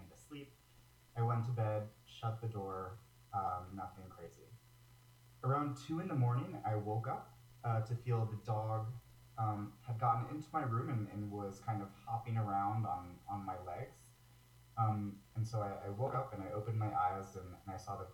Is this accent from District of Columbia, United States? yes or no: yes; Washington, District of Columbia, United States; moved away as an adult; also born or lived in Massachusetts; now in New York City, United States; I'm originally from Washington, D.C.